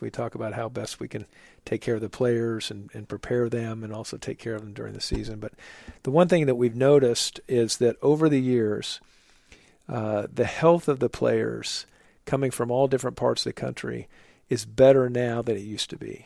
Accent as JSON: {"language": "English", "region": "Oklahoma", "country": "United States", "also_born_or_lived": "New York City", "moved": "as an adult", "lives_now": "Charlotte, United States", "said": "I'm a Midwesterner from my, uh, background from Oklahoma"}